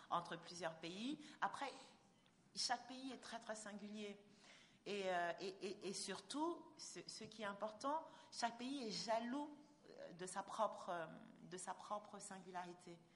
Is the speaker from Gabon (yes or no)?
yes; Gabon; D'abord, ce n'est pas, pas le même accent, et puis voilà, on est Gabonais, on n'est pas Camerounais, faut pas exagérer.